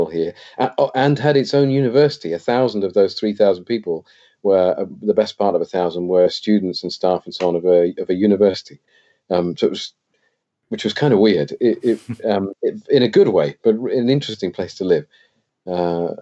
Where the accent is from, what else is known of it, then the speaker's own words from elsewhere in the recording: England, United Kingdom; accent: English; moved away as an adult; also born or lived in Wales / Colorado; this accent I've got is a very English accent because a lot of my childhood was spent in England.